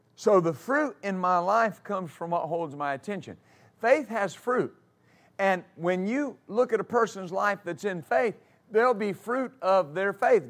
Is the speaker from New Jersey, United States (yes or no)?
no; West Texas, United States; I grew up in West Texas, and I grew up riding horses